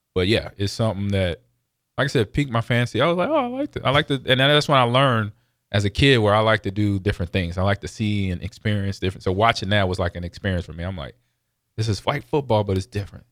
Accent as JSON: {"language": "English", "region": "West Coast", "country": "United States", "tie": "born or raised there", "moved": "yes", "said": "growing up on the West Coast"}